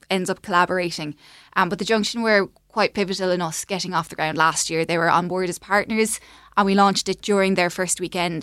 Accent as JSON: {"language": "English", "town": "Clonmel", "region": "Munster", "country": "Ireland", "tie": "born or raised there", "moved": "as an adult", "said": "we're both from Clonmel area and lived away and moved back kind of around twenty twenty. Um, so we'd have kind of grown up going to events in Raheen House"}